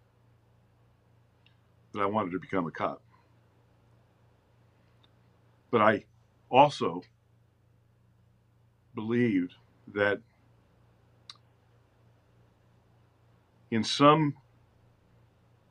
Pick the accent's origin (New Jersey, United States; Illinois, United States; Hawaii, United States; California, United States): New Jersey, United States; Princeton; I was born in Princeton, raised there, had loving parents, had a great childhood